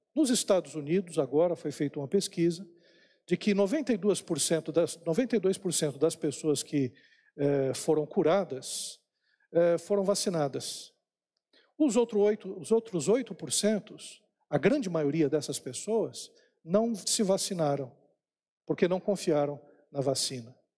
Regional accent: São Paulo, Brazil; eu nasci eh, lá em São Paulo, na maternidade lá na Praça da Árvore.

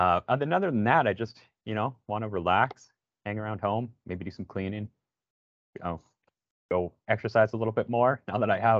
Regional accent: Regina, Saskatchewan, Canada; moved away as an adult; now in Toronto, Canada; because I'm originally from Regina, Saskatchewan.

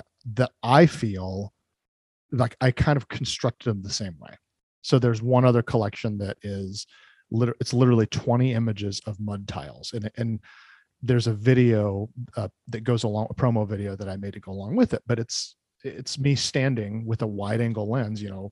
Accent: Oregon, United States; also born or lived in California; I'm pretty much a lifelong Oregon resident. I was born in California, but we moved up here before I was even one.

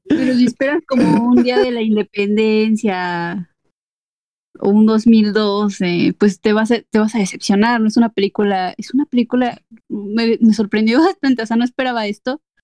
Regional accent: Mexico; Como buen mexicano

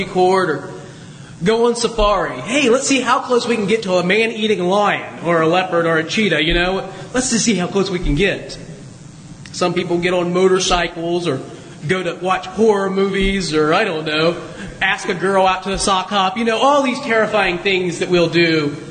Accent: Southwest Ohio, United States; moved away; I grew up in Southwest Ohio

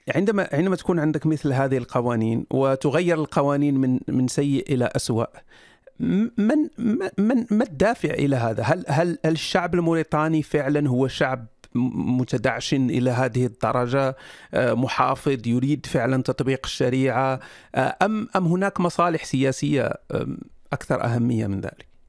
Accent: Morocco; أنا مغربي

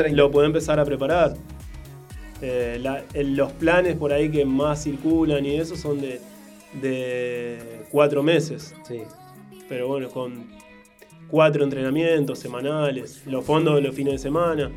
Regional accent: Rosario, Santa Fe, Argentina; yo soy de zona

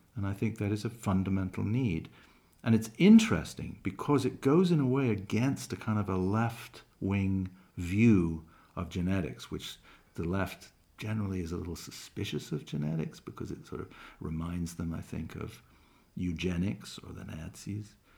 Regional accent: England, United Kingdom; I was born in England

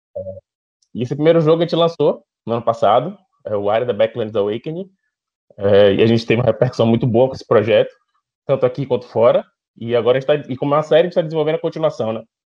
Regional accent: Salvador, Bahia, Brazil; sou daqui de Salvador

